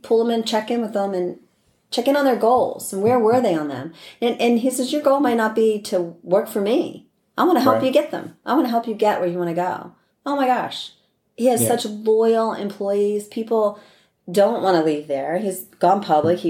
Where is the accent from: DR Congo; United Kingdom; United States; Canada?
United States; East Coast; moved away; I'm from the East Coast